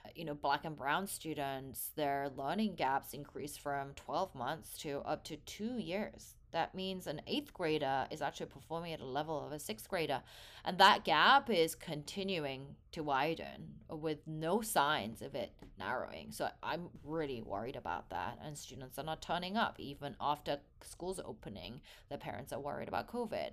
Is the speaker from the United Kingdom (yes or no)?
yes; England, United Kingdom; also born or lived in South Korea; now in San Francisco Bay Area, United States; I was born in Korea. I hold a Korean passport, but grew up in England for most of my life and now based in San Francisco Bay Area in the U S.